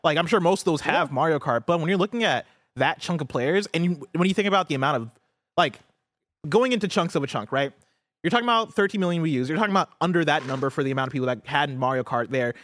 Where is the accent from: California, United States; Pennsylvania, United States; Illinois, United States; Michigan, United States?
Illinois, United States; this is my hometown. This yeah. is my home state